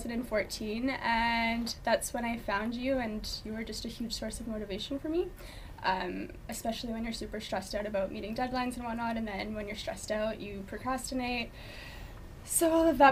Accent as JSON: {"language": "English", "country": "Canada", "also_born_or_lived": "Vancouver / New York", "moved": "as an adult", "lives_now": "Dubai, United Arab Emirates", "said": "So I was living in Vancouver. I'm from Canada"}